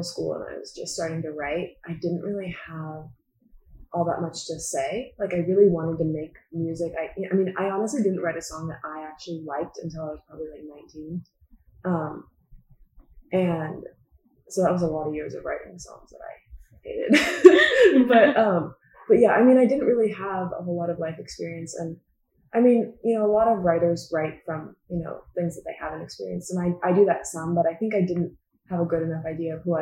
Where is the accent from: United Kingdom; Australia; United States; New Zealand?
United States; Northern California; moved away as an adult; also born or lived in Sacramento / Lake Tahoe; now in Los Angeles, United States; I'm from Northern California. I grew up going between Sacramento and Lake Tahoe